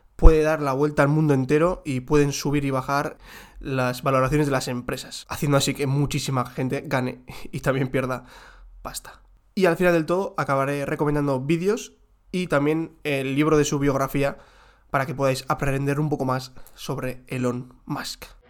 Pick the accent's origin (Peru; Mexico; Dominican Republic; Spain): Spain; los que somos de España